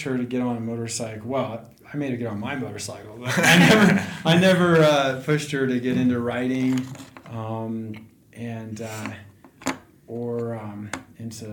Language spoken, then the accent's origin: English; Boulder County, Colorado, United States; now in Buena Vista, United States; I grew up in Boulder County